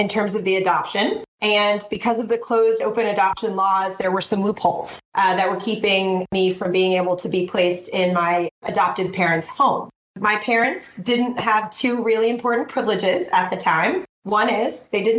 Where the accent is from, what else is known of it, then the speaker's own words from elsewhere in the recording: Sugar Land, Texas, United States; I was born in Sugar Land, Texas